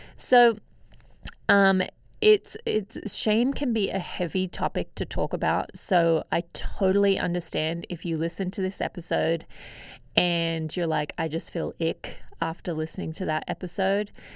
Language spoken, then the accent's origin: English; Australia; Growing up in Australia